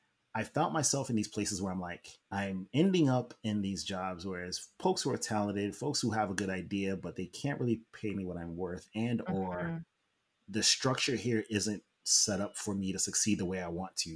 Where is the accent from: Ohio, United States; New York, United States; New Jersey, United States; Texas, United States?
New York, United States; we all worked in New York, and I'm from New York. So all my high school friends are there.